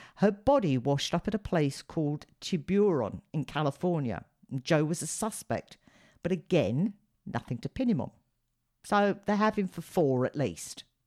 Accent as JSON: {"language": "English", "country": "United Kingdom", "said": "being a Brit"}